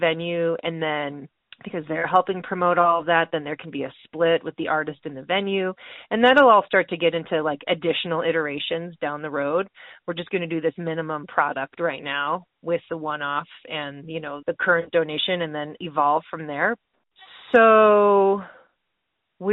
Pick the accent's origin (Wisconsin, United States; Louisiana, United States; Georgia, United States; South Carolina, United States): Wisconsin, United States; moved away; I'm from Wisconsin originally, too. And I am a proud cheesehead.